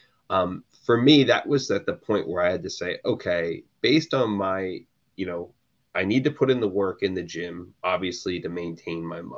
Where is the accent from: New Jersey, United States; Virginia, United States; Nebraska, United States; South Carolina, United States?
New Jersey, United States; unless I was going to a great Jersey, I'm in from New Jersey. So unless I'm going to a great New Jersey diner, you know, breakfast is not really important to me.